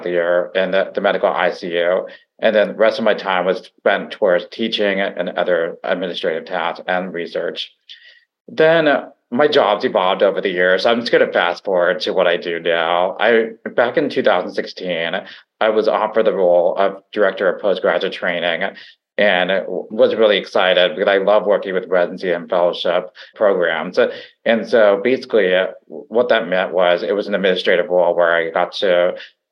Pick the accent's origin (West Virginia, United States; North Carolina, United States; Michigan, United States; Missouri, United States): West Virginia, United States; moved away as an adult; also born or lived in Pittsburgh, Pennsylvania / Maryland; So I am originally from West Virginia